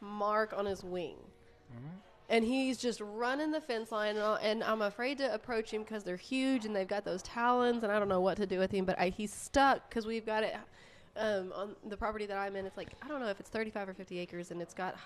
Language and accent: English; Odessa, Texas, United States; moved away; I was born and raised in Odessa